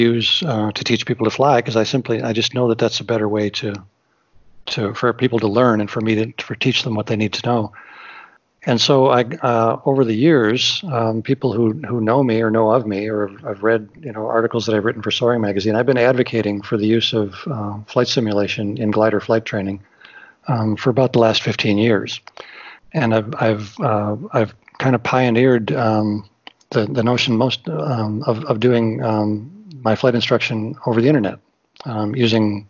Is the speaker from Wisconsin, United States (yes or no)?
yes; Wisconsin, United States; I'm from Wisconsin, so I'm kind of a flatlander